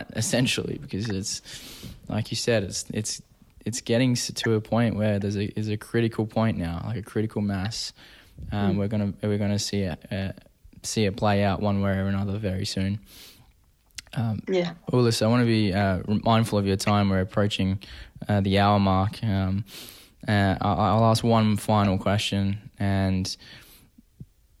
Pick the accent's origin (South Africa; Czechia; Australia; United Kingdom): Australia; Perth, Western Australia; now in Toronto, Canada; I grew up in Perth, Western Australia, which is a smaller city to Toronto.